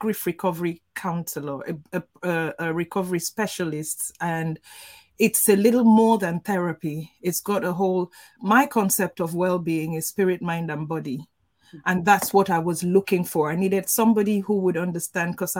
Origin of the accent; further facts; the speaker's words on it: Nigeria; I'm Nigerian and we are brought up culturally